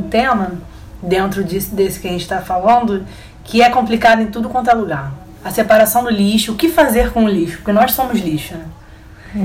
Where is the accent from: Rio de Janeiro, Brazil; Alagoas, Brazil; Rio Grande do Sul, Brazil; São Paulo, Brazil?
Rio de Janeiro, Brazil; A gente é carioca